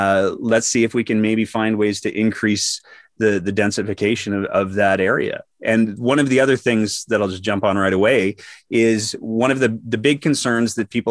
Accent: Fairview, Alberta, Canada; also born or lived in Edmonton / Calgary; I was born in Edmonton. Please don't hold it against me. I lived in a small town up north called Fairview, which is north of Grand Prairie.

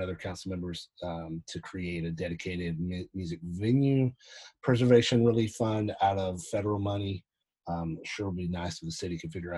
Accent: Collinsville, Alabama, United States; I grew up in Alabama in a little town called Collinsville, Alabama

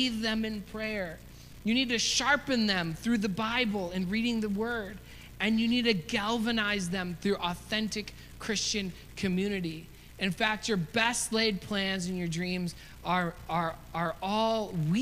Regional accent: United States; as an American

